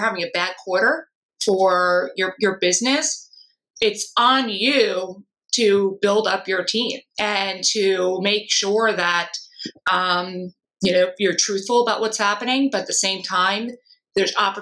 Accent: Long Island, New York, United States; I'm from Long Island

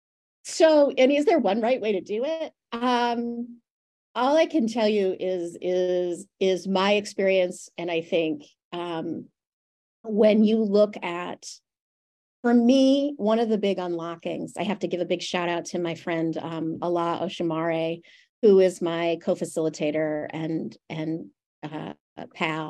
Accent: Western New York, United States; I was growing up in Western New York

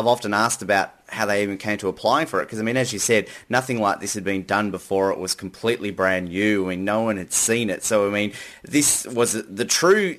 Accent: Tasmania, Australia; my very home state of Tasmania.

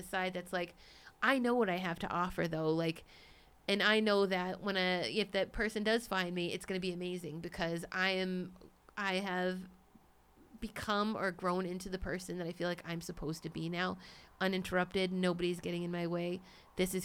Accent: Cambridge, Massachusetts, United States; moved away; I was born in Cambridge, Massachusetts. I lived in the East Coast.

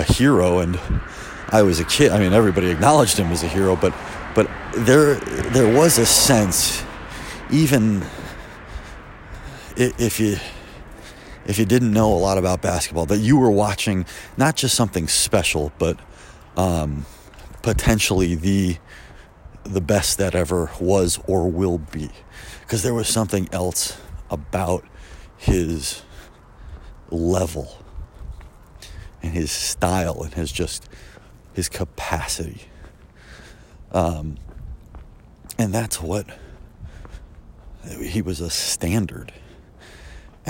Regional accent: Chicago, Illinois, United States; I grew up in Chicago

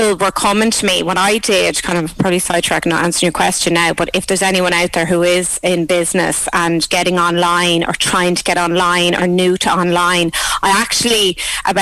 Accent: Thomastown, County Kilkenny, Ireland; My first order came from my hometown of Thomastown

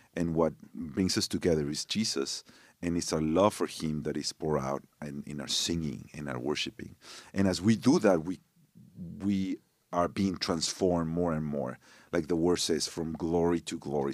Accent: Torreón, Coahuila, Mexico; English is a second language; also born or lived in Monterrey, Mexico; now in United States; when I was three years old, my parents moved to this other city called Torreon.

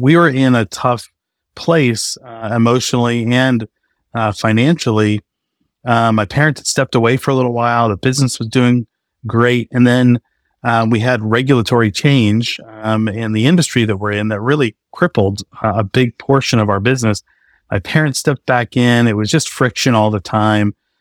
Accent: north of Boston, New England, Massachusetts, United States; also born or lived in Maine; now in Austin, United States; I grew up in New England, um, just north of Boston, uh, about forty minutes north of the city

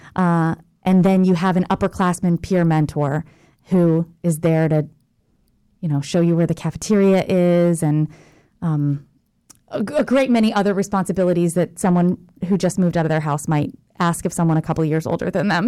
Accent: Jacksonville, Florida, United States; I'm from Jacksonville, Florida.

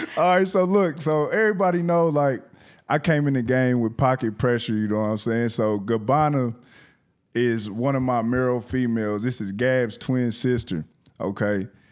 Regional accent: Indianapolis, Indiana, United States; from Nap Town to Your Town, I came all the way down here by myself

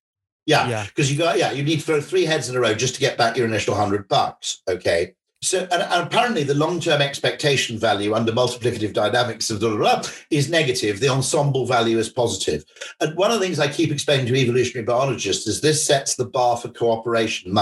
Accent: Welsh, Wales, United Kingdom; as a Welshman

